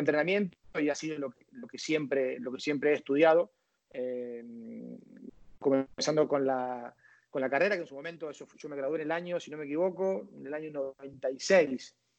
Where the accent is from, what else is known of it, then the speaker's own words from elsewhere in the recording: Rosario, Santa Fe, Argentina; moved away; also born or lived in Valencia, Venezuela; yo nazco, en, Valencia, em, toda mi familia es argentina, ellos vuelven a los, a los 7, 8 años para, Argentina y yo, bueno, ahí en Argentina